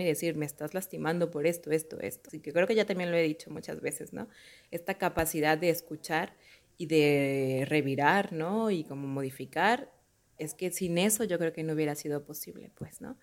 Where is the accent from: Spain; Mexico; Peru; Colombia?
Mexico; yo soy de un mexicana, de una familia súper católica